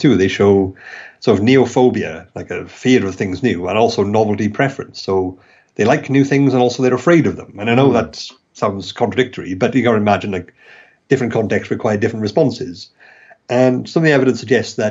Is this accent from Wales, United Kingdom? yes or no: yes; Wales, United Kingdom; accent: Welsh; my ridiculous Welsh accent